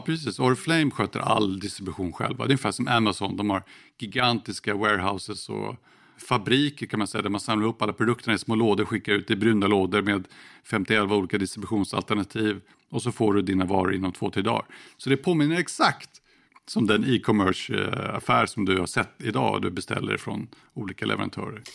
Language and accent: Swedish; Sweden; Här hemma i Sverige